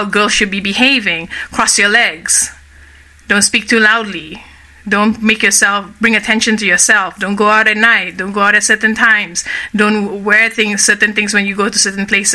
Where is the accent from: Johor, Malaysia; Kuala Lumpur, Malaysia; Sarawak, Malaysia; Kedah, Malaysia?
Kuala Lumpur, Malaysia; moved away as an adult; So I grew up initially in Kuala Lumpur, which is the capital of Malaysia. That's where I'm from. I was born and raised in Malaysia.